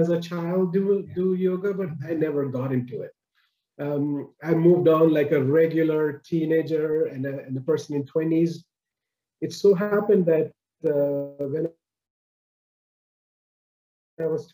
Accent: Mumbai, Maharashtra, India; moved away as an adult; now in Canada; born and raised in Bombay, in India. I moved over to Canada when I was about 30, 31

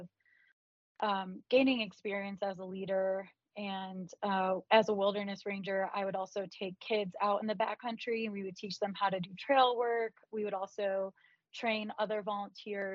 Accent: Cleveland, Ohio, United States; moved away; I grew up in Cleveland, Ohio

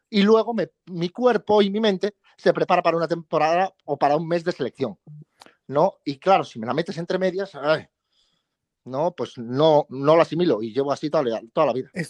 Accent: Chiapas, Mexico; moved away; Yo de Chiapas. De Chiapas. ¿Eres chiapaneco y mexicano o mexicano y chiapaneco? Yo soy mexicano y chiapaneco

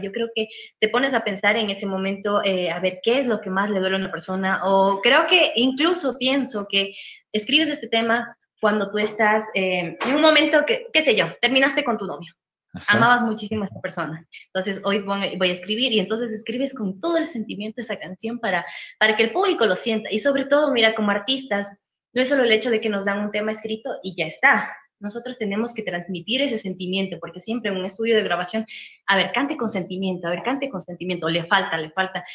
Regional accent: Ecuador

